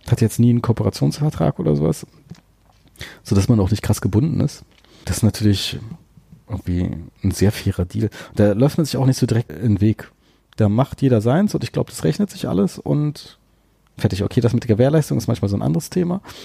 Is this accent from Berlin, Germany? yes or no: yes; Berlin, Germany; ich äh, bin Berliner und habe außerhalb von Berlin studiert